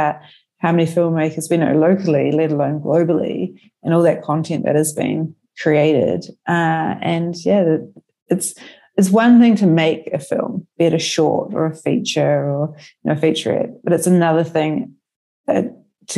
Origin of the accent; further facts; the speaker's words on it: New Zealand; now in Melbourne, Australia; I'm originally from New Zealand